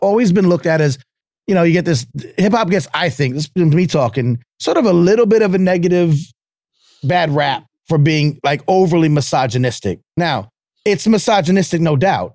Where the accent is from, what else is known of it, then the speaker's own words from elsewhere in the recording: New York area, United States; I'm from New York area